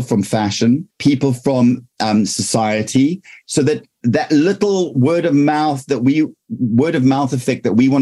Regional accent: South Africa; now in United Kingdom; I'm from South Africa. So I have a past life in South Africa, but now I'm here

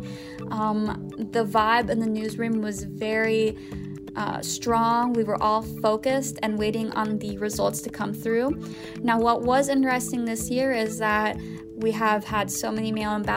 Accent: Robinson, Illinois, United States; Robinson Maroons, representing my hometown, and high school mascot

